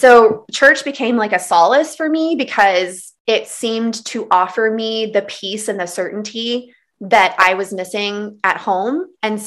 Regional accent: Texas Panhandle, United States; I was raised in the Texas Panhandle. I grew up in the Bible Belt in the South

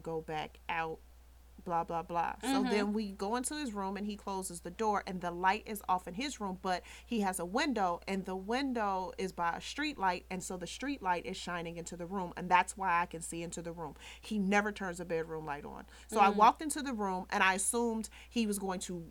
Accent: Chicago, Illinois, United States; I'm from the South Side. We were on the South Side

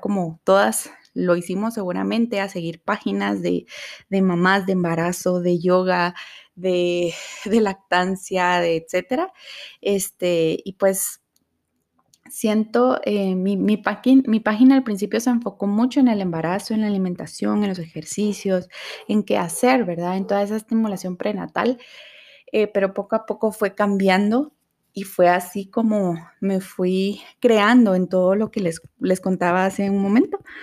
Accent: Guatemala; soy de Guatemala

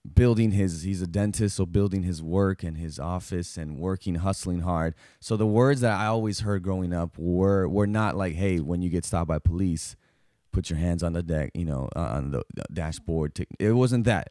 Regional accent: South Texas, United States; me growing up in South Texas

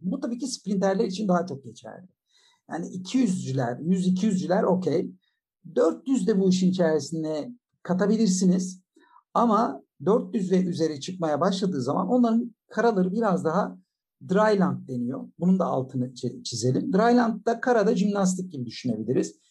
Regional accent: Bolu Province, Turkey; ben 1966 yılında Bolu'da doğdum

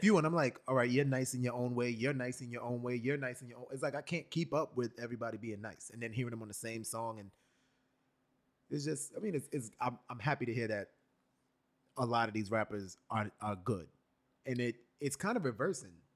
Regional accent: New York City, New York, United States; born and raised in New York born in Brooklyn, raised in Brooklyn for a while, then raised in the lower part of Manhattan, the West Village, and then back to Brooklyn

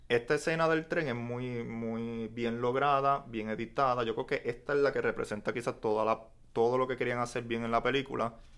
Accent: Puerto Rico

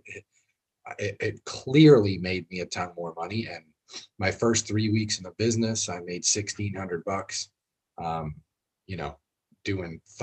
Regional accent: Boston, Massachusetts, United States; we're from Boston

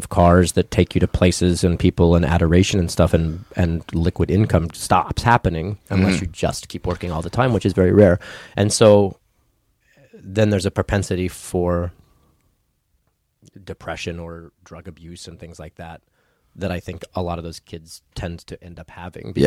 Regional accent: Ruidoso, New Mexico, United States; also born or lived in Albuquerque, New Mexico; I moved from Ruidoso to Albuquerque when I became a sophomore in high school

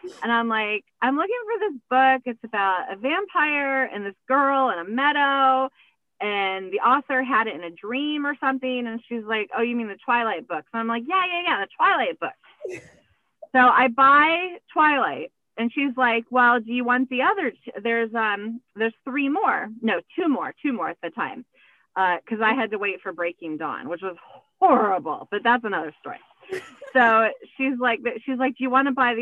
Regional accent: Florida, United States; moved away as an adult; now in Maine, United States; Born and raised in Florida and then moved here when I was 37

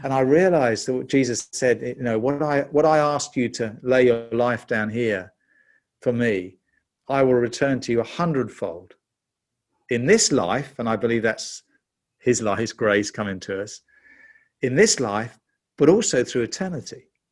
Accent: London, United Kingdom; you can tell from my accent, I'm, I'm actually a Brit. I was born in London in nineteen fifty-seven.

